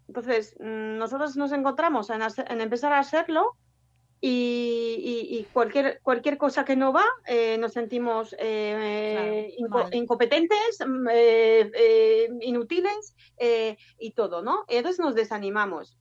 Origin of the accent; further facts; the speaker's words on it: France; moved away as an adult; now in Bilbao, Spain; soy francesa, pero llevo ya casi 15 años, 14 años